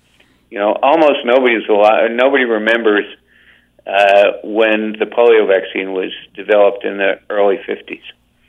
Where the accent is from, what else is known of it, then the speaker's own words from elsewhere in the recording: New Jersey, United States; I'm old enough to remember getting it on the streets of the municipal building in the little town in which I grew up in New Jersey.